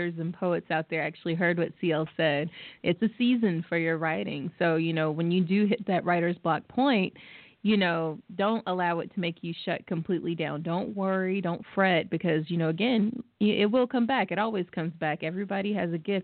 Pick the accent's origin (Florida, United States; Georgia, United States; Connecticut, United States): Georgia, United States; I'm literally born and raised in Georgia.